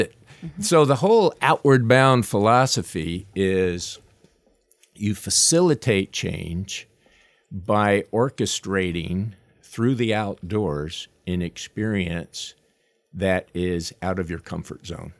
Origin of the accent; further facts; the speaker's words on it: Long Island, New York, United States; moved away; I wasn't born there, but I grew up there